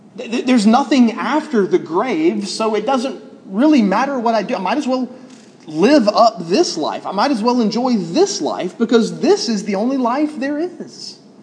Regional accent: Alabama, United States

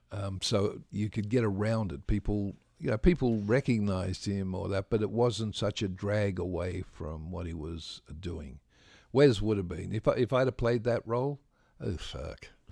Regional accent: Australia; I'm an Australian.

